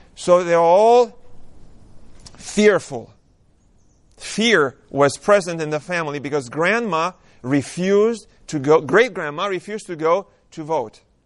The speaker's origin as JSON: {"language": "English", "country": "Romania", "tie": "born or raised there", "moved": "yes", "said": "I was born and raised in Romania."}